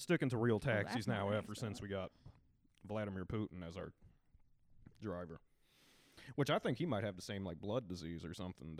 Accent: the South, United States; accent: Southern; he seemed down that I was from the South.

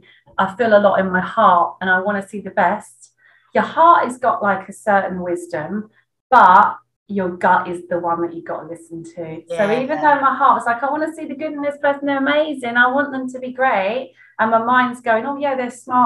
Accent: East of England, United Kingdom; Yeah, I am a bit of a swear. I come from

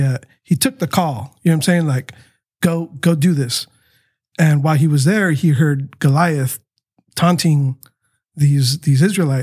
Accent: Tijuana, Baja California, Mexico; born there; my heart was for Tijuana too, because, you know, I was born in Tijuana.

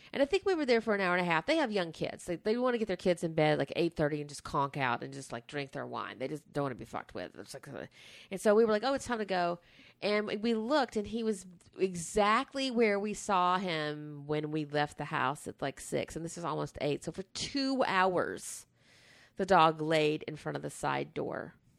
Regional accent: the South, United States; growing up in the South

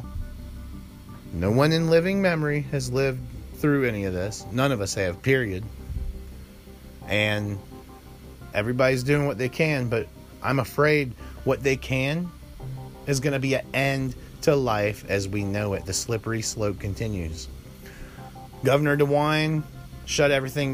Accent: United States; I was born in the States, raised in the States, haven't been out of the States

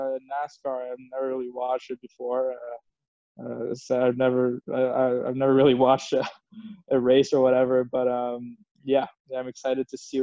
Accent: Montreal, Quebec, Canada; also born or lived in Houston, United States / Switzerland; When I was 8 months old, we moved to Switzerland for 10 years with my parents because my dad was playing there. And then I moved back to Montreal when I was 10 years old

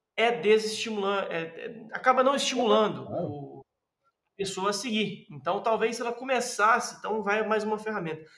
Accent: Minas Gerais, Brazil; moved away; also born or lived in southern Brazil

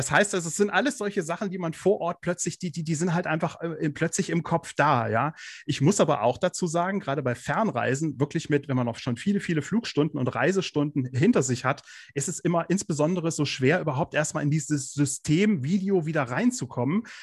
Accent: Kassel, Hesse, Germany; wohne im schönen Nordhessen. Genauer gesagt äh, komme ich aus Kassel.

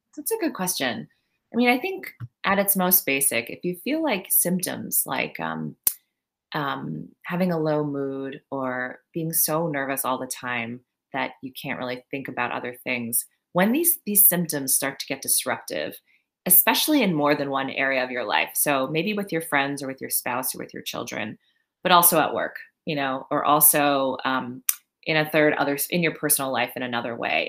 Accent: Maryland, United States; also born or lived in Long Island, New York; now in New York, United States; So I grew up in Maryland. I was born in Long Island

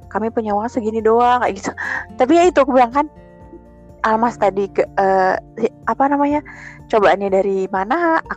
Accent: Java, Indonesia; Iya, even aku Jawa tapi kan namanya sudah keikut gitu kan ya

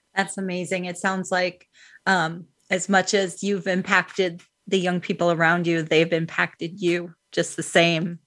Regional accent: Midwest, United States; I'm from the Midwest.

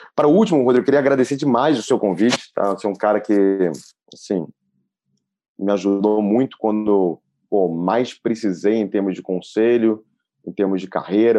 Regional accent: Brazil; eu sou neto de alemães, né? Então eu falo que eu sou brasileiro por nascer aqui e por escolher o Brasil

